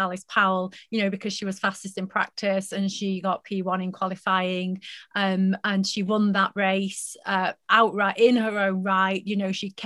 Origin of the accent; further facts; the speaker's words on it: United Kingdom; as British fans, as British followers